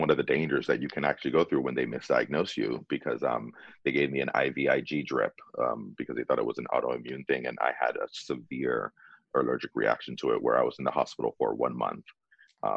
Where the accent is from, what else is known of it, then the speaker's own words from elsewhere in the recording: Florida, United States; moved away as an adult; also born or lived in California; now in Bay Area, United States; I'm originally from Florida